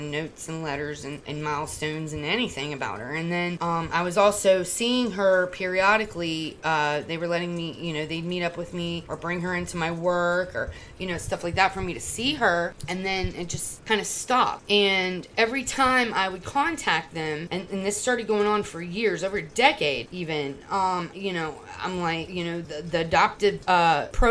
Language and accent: English; Florida, United States; moved away; also born or lived in Virginia; I'm from Florida